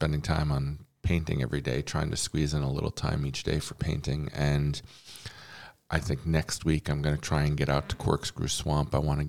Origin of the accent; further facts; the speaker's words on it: Monroe, New York, United States; where I grew up in Monroe, New York